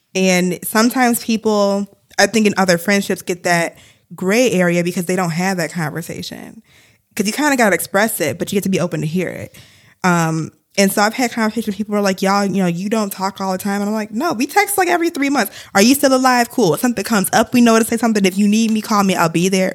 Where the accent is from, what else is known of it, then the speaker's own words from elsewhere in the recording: Ann Arbor, Michigan, United States; my hometown where I grew up